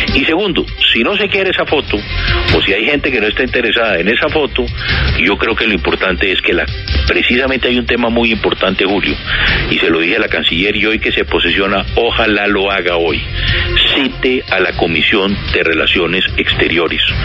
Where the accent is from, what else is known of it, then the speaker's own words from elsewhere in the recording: Colombia; todos los expresidentes de Colombia